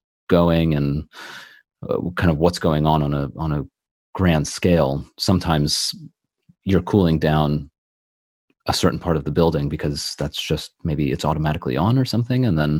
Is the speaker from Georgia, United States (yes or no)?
no; California, United States; moved away as an adult; now in London, United Kingdom; I remember when I first moved to London, because I'm originally from California